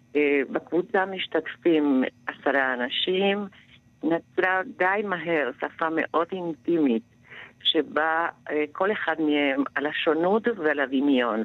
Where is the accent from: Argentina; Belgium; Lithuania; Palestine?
Argentina; now in Israel; אני אמנם באה מארגנטינה, אבל בבית דיברו יידיש, ואני סירבתי לדבר יידיש